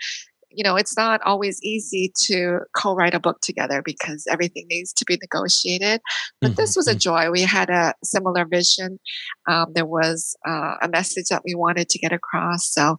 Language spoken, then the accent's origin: English; London, Ontario, Canada; also born or lived in Korea / Toronto; I was born in Korea, and in the 70s, our family immigrated to Canada.